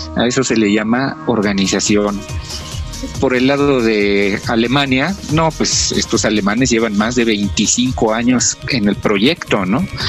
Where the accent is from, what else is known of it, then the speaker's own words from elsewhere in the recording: Mexico; seamos los mexicanos